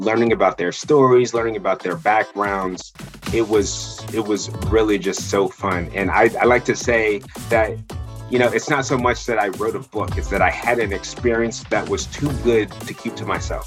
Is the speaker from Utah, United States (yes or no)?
no; New Jersey, United States; born and raised in South Jersey